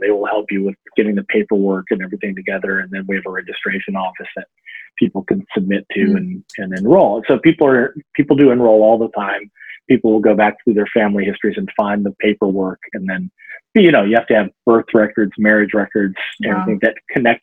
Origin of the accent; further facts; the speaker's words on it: Cherokee Nation of Oklahoma, United States; also born or lived in Iroquois territories; I'm from Cherokee Nation of Oklahoma